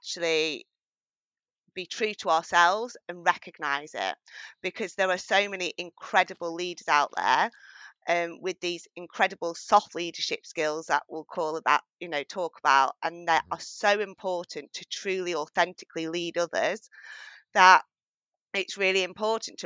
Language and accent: English; northwest of England near Manchester, United Kingdom; accent: English accent with a strong northern tone; I'm from England and I'm based in the northwest of England near Manchester. So you'll hear my English accent, but also with a very strong northern tone as well.